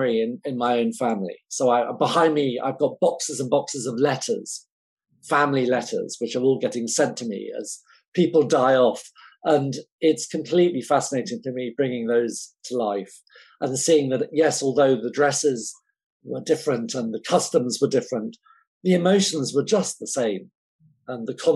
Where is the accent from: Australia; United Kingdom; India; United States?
United Kingdom; England; I'm English